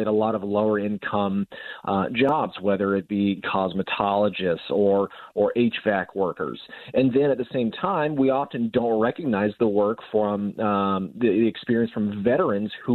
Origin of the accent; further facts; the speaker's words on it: Utah, United States; Utah, I mean, I can't speak highly enough about my home state